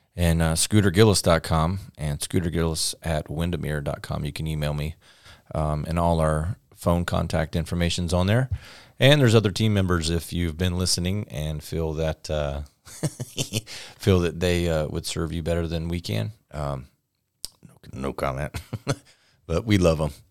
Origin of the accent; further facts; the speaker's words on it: Florida, United States; I'm from Florida